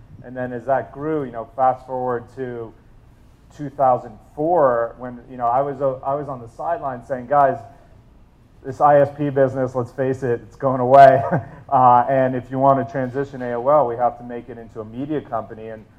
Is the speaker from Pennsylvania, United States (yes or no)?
no; New York, United States; also born or lived in New Jersey; So I grew up mainly in New York and New Jersey, moved around a little bit